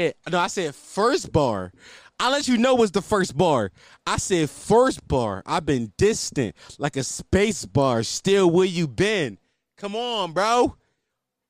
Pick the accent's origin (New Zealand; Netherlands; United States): United States; Philadelphia, Pennsylvania; I'm from West Oak Lane